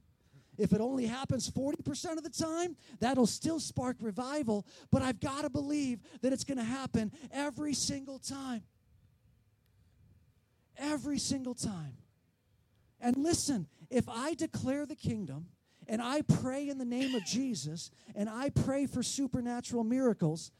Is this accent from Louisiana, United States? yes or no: no; San Diego, California, United States; I grew up in San Diego